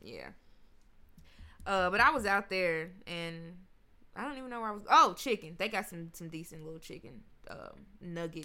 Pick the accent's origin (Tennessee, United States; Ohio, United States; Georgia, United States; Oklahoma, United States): Tennessee, United States; Memphis; now in Nashville, United States; I'm from Memphis.